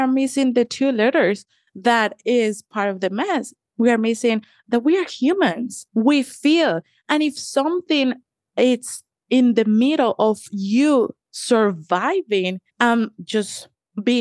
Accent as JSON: {"language": "English", "country": "Colombia", "tie": "born or raised there", "moved": "as an adult", "lives_now": "Washington, D.C., United States", "said": "I am a Latina. I'm originally from Colombia, left my home at the age of 18, 19."}